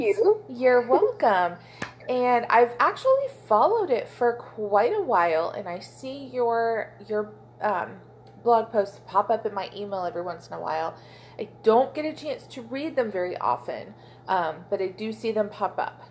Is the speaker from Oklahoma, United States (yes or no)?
yes; Oklahoma, United States; I am from Oklahoma